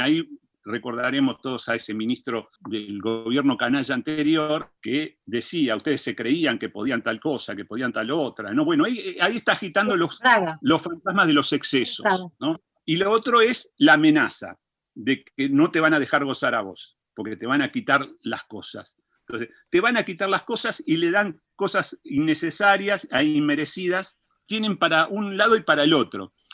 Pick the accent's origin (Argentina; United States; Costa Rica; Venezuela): Argentina; somos argentinos